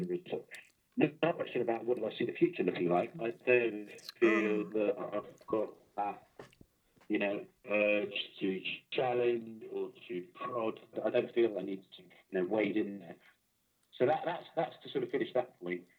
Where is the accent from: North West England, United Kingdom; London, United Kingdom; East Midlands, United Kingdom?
London, United Kingdom; now in Bristol, United Kingdom; I grew up in South London as a Reform Jew.